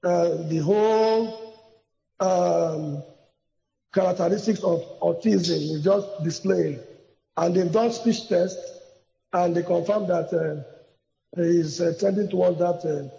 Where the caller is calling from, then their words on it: Port Harcourt, Rivers State, Nigeria; I'm calling from Port Harcourt.